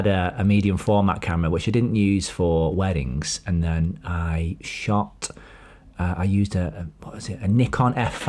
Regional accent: New York, United States; I grew up near Yonkers.

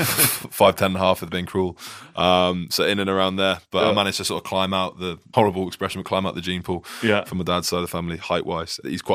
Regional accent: Peterborough, East of England, United Kingdom; accent: English; also born or lived in Ohio, United States / Gloucestershire / South Wales; So I was born in Ohio. My dad was in the forces. I moved over back home to England, and we're in Peterborough for all the time I was in primary school.

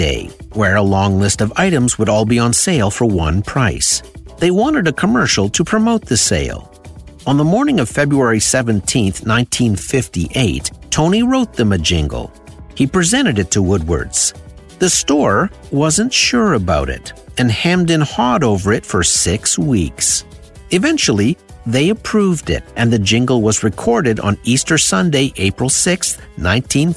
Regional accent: Sudbury, Ontario, Canada; my hometown

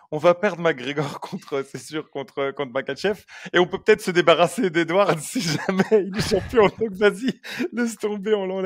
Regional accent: Belgium; on est belge

